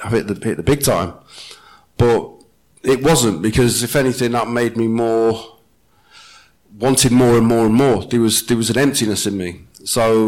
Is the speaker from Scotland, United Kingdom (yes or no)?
no; Wales, United Kingdom; I come from Wales